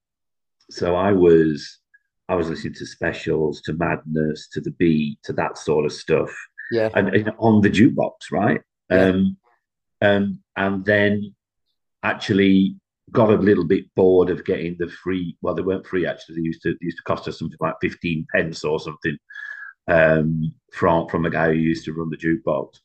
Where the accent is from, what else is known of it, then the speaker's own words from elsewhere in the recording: Sheffield, Yorkshire and the Humber, United Kingdom; I'm from Sheffield, Yorkshire, and my love of music is quite interesting. I was brought up in pubs